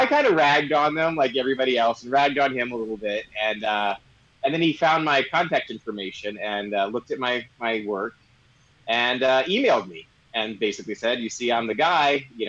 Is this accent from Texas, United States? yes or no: yes; Houston, Texas, United States; moved away; also born or lived in Washington, D.C. / Manhattan, New York; I'm from Houston, Texas. I lived in D.C. for 2 years as well, Manhattan 1 year, and here for the last 25, so 25 years now.